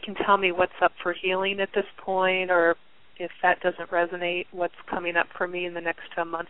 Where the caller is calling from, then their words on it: Pennsylvania, United States; I'm calling from Pennsylvania.